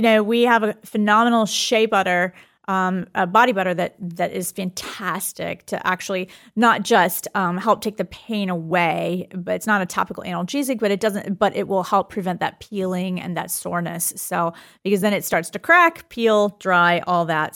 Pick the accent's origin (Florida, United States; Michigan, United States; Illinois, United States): Florida, United States; I was born in Florida